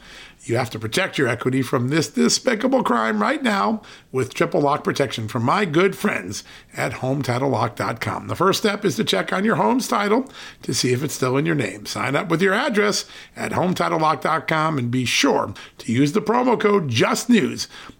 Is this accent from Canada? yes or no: no; Connecticut, United States; I know. I grew up out in Connecticut, so we used to go to Worcester.